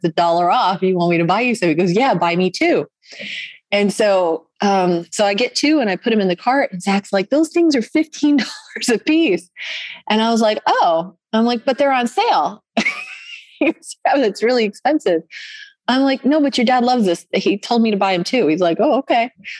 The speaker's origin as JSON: {"language": "English", "town": "Orlando", "region": "Florida", "country": "United States", "said": "Because right now, I mean, and I'm in North Georgia and I come from Orlando, Florida."}